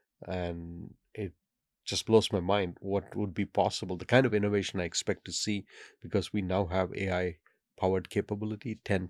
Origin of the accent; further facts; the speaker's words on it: India; I happen to speak five by an accident of fate because I grew up in India where you're forced to learn many languages.